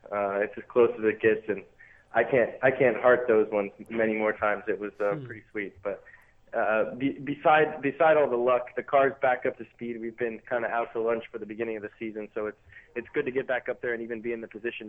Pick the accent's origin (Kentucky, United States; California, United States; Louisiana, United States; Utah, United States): California, United States; Southern; being from California originally. Even though it's NorCal and I'm from SoCal